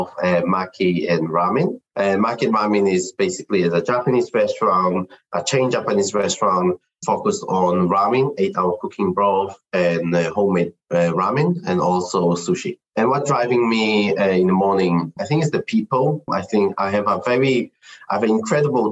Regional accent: Israel; moved away as an adult; now in United Kingdom; So I'm Chinese. I was born in Israel. I grew up there.

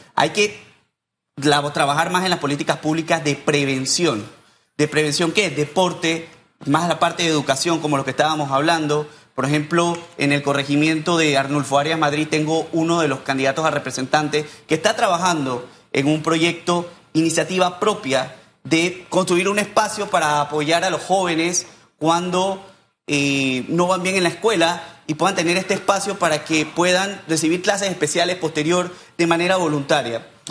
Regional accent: San Miguelito, Panama; yo soy un joven de San Miguelito

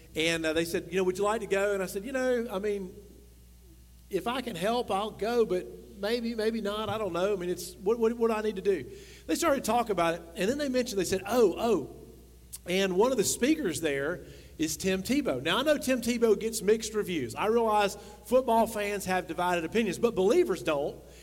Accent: the South, United States; we grew up in the South

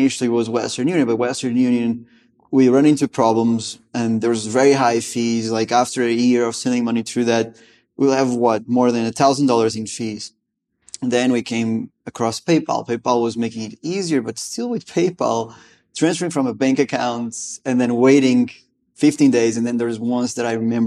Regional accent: Lisbon, Portugal; moved away as an adult; also born or lived in Gainesville, Florida; I'm originally from Lisbon, Portugal, out there in Europe.

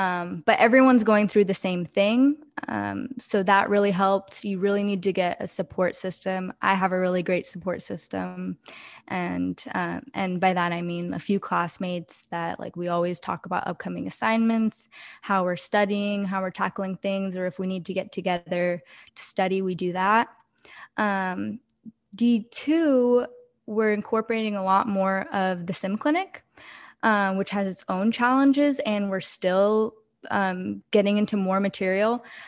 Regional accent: Oregon, United States; because I'm from Oregon. So okay. I went to Portland State in Oregon, lived there most of my life.

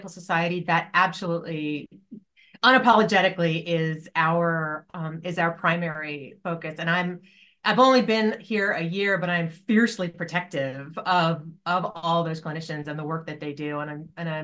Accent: Poughkeepsie, New York, United States; I grew up in upstate New York. I'm from Poughkeepsie

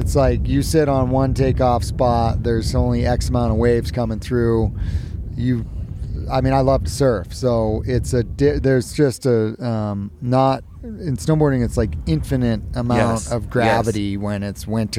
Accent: hometown at the base of KT-22, California, United States; I was in my hometown.

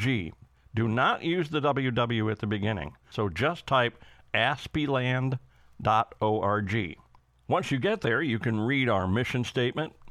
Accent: England, United Kingdom; as we English call it

